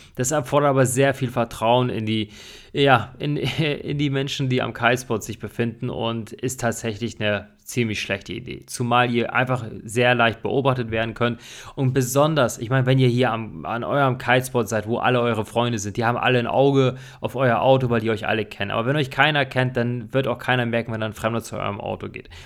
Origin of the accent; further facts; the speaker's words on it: Germany; hier bei uns in Deutschland